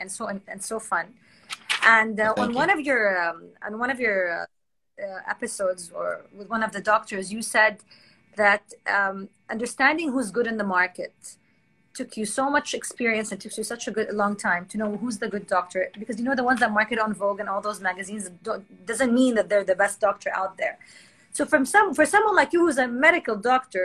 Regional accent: Jeddah, Makkah Province, Saudi Arabia; moved away as an adult; also born or lived in Boston, United States; now in Kuwait; I'm actually from Jeddah, but my husband's from Kuwait, so I'm speaking to you from Kuwait right now.

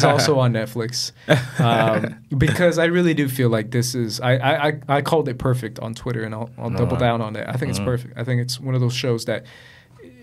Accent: McAllen, Texas, United States; I grew up in McAllen.

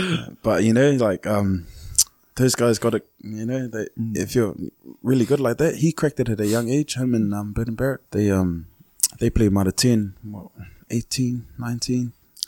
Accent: New Zealand; Growing up in New Zealand, all you want to do is play for the Fern.

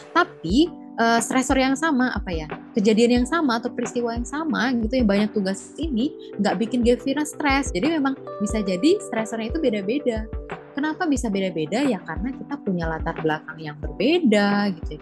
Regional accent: Pekanbaru, Riau, Indonesia; sebagai warga Pekanbaru

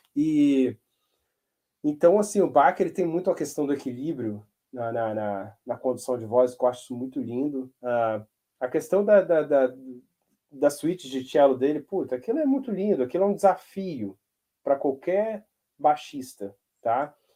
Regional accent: Brazil; moved away as an adult; now in United States; a função do brasileiro aqui é meio que arrumar a casa

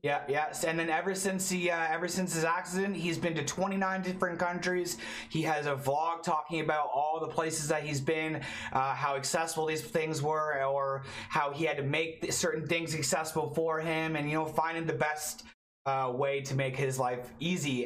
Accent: Toronto, Ontario, Canada; I'm from Toronto, Canada

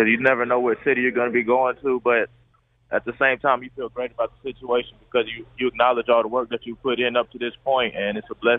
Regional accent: Fayetteville, North Carolina, United States; It was great for me. I had a great childhood. I had the same group of friends since I was able to go outside. I got all of my family is in Fayetteville, so it was great for me.

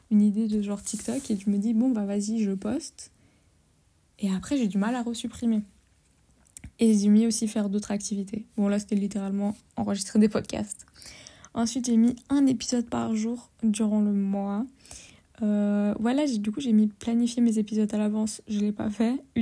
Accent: Portugal; moi, je suis portugaise, avec tous les clichés qui vont avec.

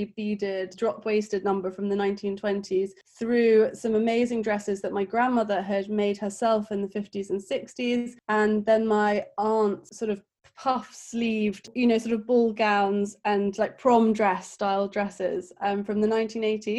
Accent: Kent, South East England, United Kingdom; moved away as an adult; now in London, United Kingdom; So I'm from Kent, which is like a countryside outside of London. I now have lived in London for about 10 years

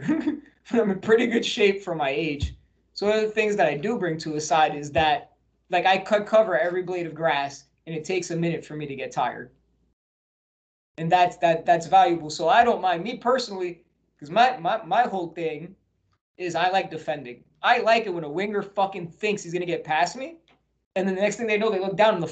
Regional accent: New Jersey, United States; also born or lived in Colorado; now in San Diego, United States; when I lived in New Jersey, shout out to my home state, Jersey

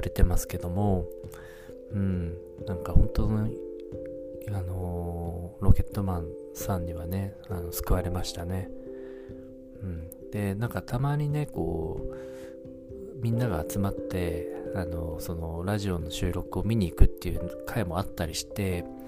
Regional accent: the northern part of Japan, northern Japan, Japan; now in Tokyo, Japan; 僕あの生まれは北国の方なんですけども

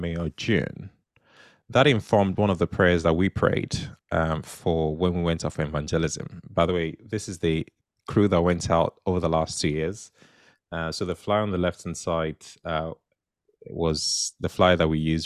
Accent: United Kingdom; being conservative British people

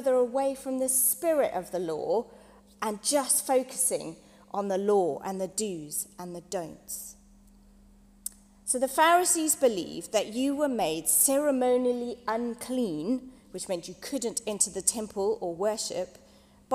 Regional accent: South Africa; moved away; When I was growing up in South Africa

